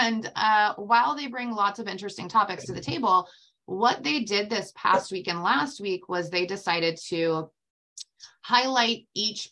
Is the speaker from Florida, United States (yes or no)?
yes; Tampa, Florida, United States; I am from Tampa, Florida, and that is where I was born and raised my entire life.